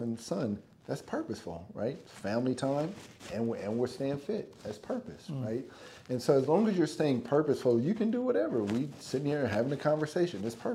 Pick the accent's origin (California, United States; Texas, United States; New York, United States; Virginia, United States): California, United States; moved away; also born or lived in Minnesota; I'm black kid from California, coming from two different worlds